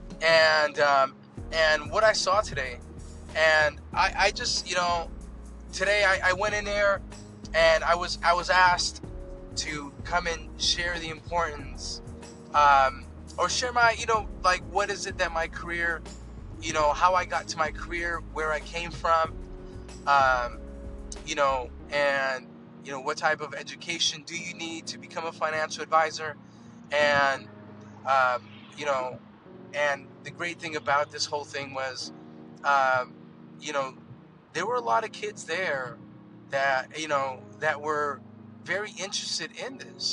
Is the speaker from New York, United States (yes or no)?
no; Los Angeles, California, United States; I grew up in downtown